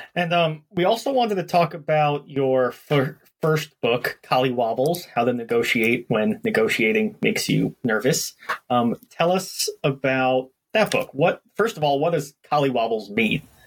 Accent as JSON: {"language": "English", "town": "New York City", "region": "New York", "country": "United States", "tie": "born or raised there", "said": "I grew up in Brooklyn, New York"}